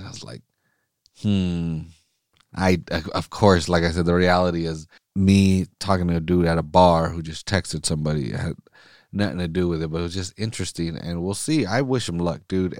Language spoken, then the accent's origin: English; Salinas, California, United States; I'm, I'm recording right now in Salinas